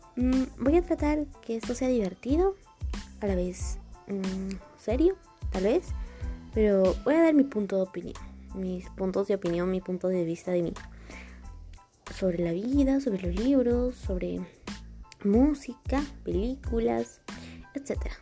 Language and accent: Spanish; Peru; soy de Perú